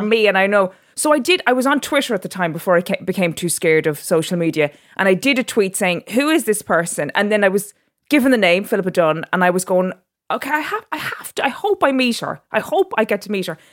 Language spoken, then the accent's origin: English; Drogheda, Leinster, Ireland; moved away as an adult; also born or lived in Dubai; now in London, United Kingdom; I was born in Dubai, and then my parents separated and my mother and my sister and myself moved back to Drogheda. And so I was raised in Drogheda as an Irish person